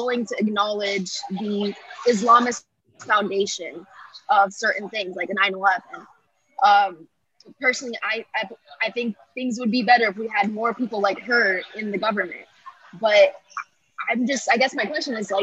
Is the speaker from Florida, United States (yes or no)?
yes; Florida, United States; I was born and raised in Florida